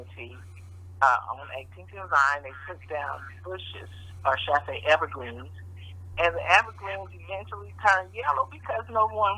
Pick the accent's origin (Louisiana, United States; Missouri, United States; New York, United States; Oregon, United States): Missouri, United States; Kansas City; I grew up here in Kansas City